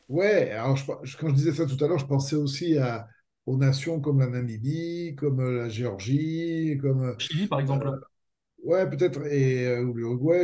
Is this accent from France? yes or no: yes; France; en tant que Français